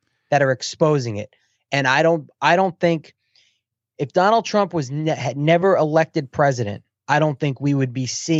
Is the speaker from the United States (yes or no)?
yes; United States; I'm an American